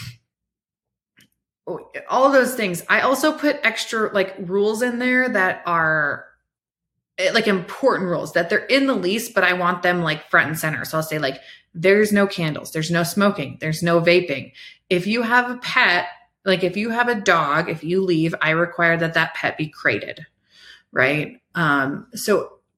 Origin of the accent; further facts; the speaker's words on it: Iowa, United States; now in Colorado, United States; I'm from Iowa, right? Like that's where I grew up